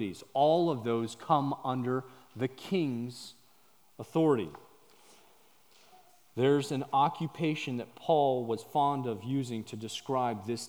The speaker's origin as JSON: {"language": "English", "town": "San Diego", "region": "California", "country": "United States", "also_born_or_lived": "Papua New Guinea", "moved": "as an adult", "said": "We come from San Diego, California"}